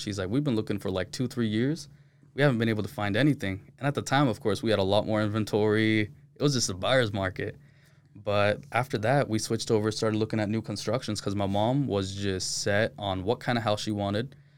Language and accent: English; Utah, United States; Born and raised in Utah, but my parents are from Pakistan